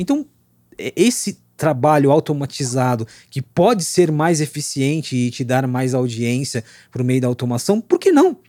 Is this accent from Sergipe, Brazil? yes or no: no; Osasco, São Paulo, Brazil; eu sou da periferia de Osasco, nasci, fui criado, continuo morando lá